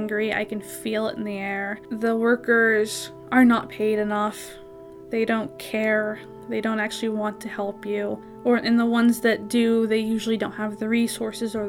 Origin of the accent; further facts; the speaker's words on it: Jacksonville, Florida, United States; now in Pittsburgh, United States; I'm originally from Jacksonville, Florida